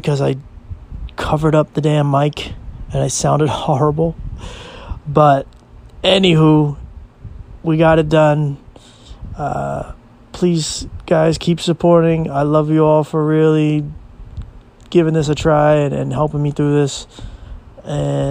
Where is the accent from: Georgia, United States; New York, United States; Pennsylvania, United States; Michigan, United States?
Pennsylvania, United States; Philadelphia; moved away as an adult; now in Williamsport, United States; I was born in Williamsport, Pennsylvania. And as I said, I lived in Philadelphia for about 22, 23 years.